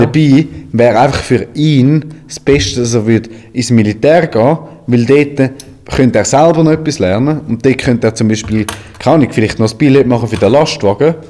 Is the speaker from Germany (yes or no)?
no; Switzerland; bei uns in der Schweiz